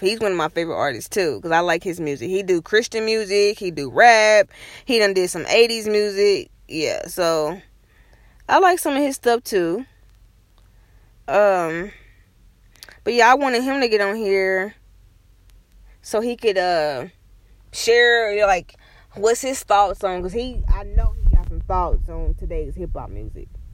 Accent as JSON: {"language": "English", "town": "Kansas City", "region": "Kansas", "country": "United States", "tie": "born or raised there", "said": "I was born and raised in Kansas City, Kansas"}